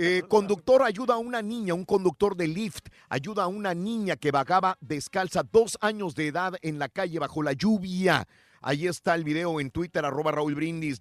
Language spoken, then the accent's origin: Spanish; Mexico; first language Spanish; now in United States; mi México querido